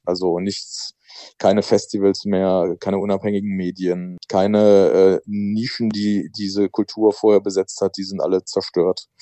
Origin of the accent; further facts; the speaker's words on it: Germany; ich bin ja halt in der BRD groß geworden